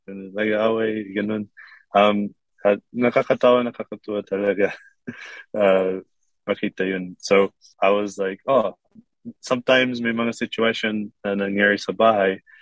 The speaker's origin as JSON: {"language": "Tagalog", "country": "Kuwait", "tie": "born or raised there", "lives_now": "Korea", "said": "lumaki ako sa Kuwait at meron sila mag-Arabic at meron sila mag-English. At ako, meron lang, lang ako mag-English noon."}